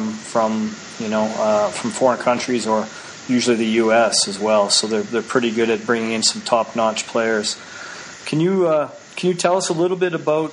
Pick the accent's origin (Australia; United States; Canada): Canada; I'm Canadian